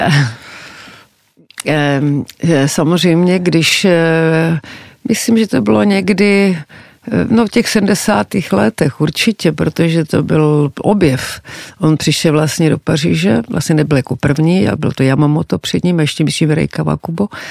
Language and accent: Czech; Czechia; jsem z Československa